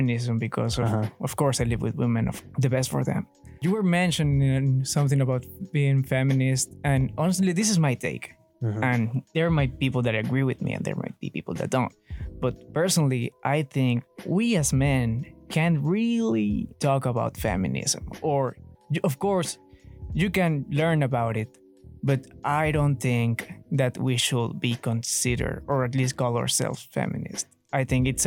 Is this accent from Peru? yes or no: yes; Peru; moved away; I grew up in Peru